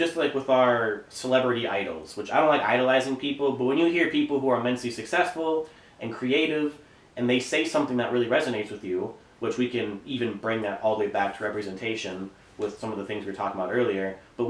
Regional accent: Pewaukee, Wisconsin, United States; I feel like everybody in Wisconsin or outside of Wisconsin, when they hear about Pewaukee, they always want to say Pewaukee.

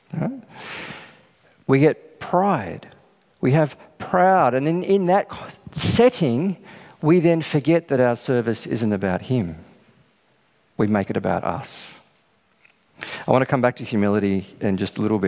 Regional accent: Australia; we're Australian

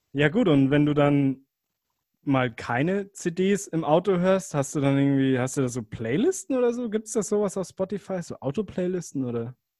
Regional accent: Germany

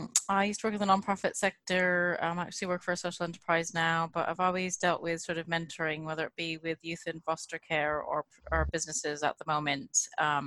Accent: United States; moved away as an adult; now in London, United Kingdom; I grew up in the States. And then at one point in my life, I ended up moving to the UK. So I'm London based.

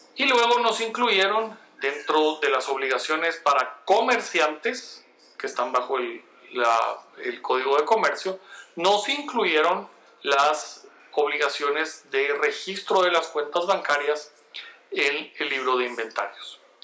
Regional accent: Guatemala; uno como guatemalteco

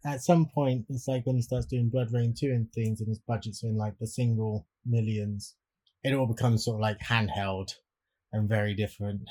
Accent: Swindon, South West England, United Kingdom; my hometown of Swindon

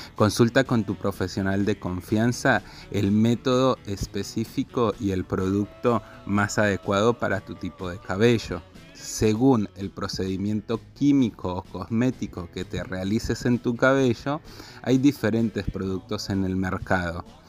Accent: Colombia; now in Argentina; soy colombiano y estilista profesional

